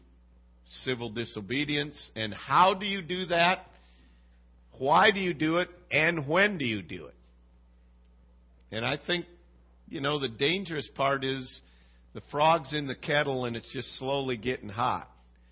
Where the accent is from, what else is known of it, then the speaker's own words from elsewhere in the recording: United States; I'm an American.